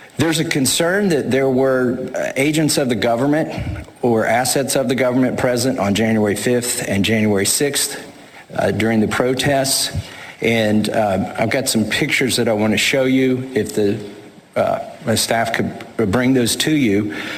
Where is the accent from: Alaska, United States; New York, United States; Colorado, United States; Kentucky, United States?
Alaska, United States; moved away; also born or lived in Queen Creek, Arizona; I am from Alaska